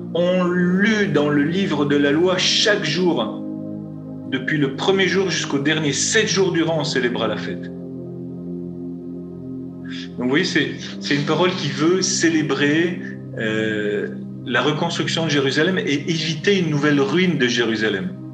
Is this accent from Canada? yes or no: no; France; je suis français